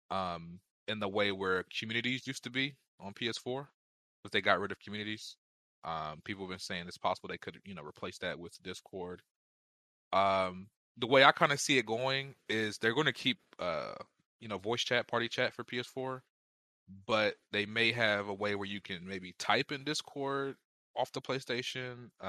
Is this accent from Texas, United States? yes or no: no; Pittsburgh, Pennsylvania, United States; I'm from Bur- from the Burr, Pittsburgh.